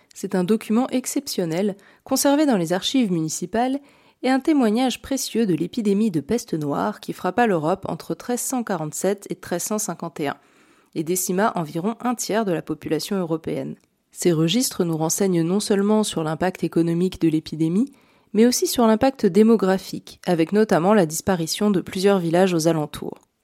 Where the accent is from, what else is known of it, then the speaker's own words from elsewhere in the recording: Burgundy, Bourgogne-Franche-Comté, France; j'ai grandi en Bourgogne